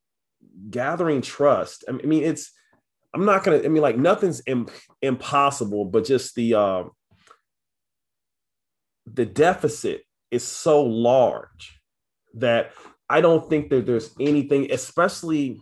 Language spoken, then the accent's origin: English; Kansas City, Missouri, United States; So I'm from Kansas City, Missouri. I'm from Southside. It's, you know, fairly rough neighborhood